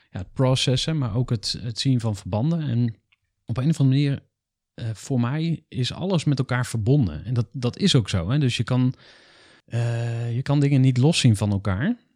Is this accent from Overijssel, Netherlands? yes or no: yes; Enschede, Overijssel, Netherlands; born there; 1983, geboren in Enschede, verhuisd.